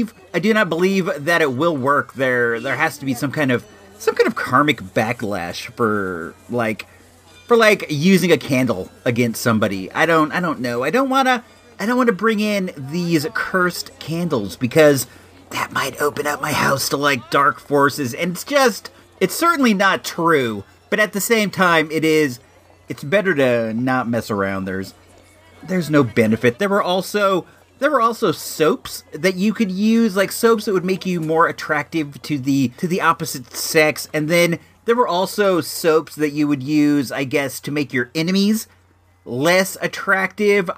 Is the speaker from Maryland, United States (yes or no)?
no; Santa Rosa, California, United States; we're from Santa Rosa.